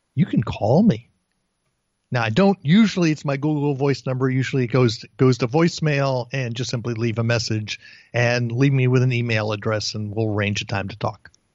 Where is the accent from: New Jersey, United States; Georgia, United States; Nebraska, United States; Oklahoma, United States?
New Jersey, United States; East Brunswick; moved away as an adult; also born or lived in Bayside, Queens, New York; I was born in Bayside, Queens, and when I was a year and a half old, I grew, I, we moved to East Brunswick, New Jersey